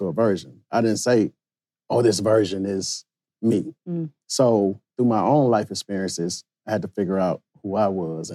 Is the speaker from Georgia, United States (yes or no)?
yes; Middle Georgia, United States; I was from Middle Georgia.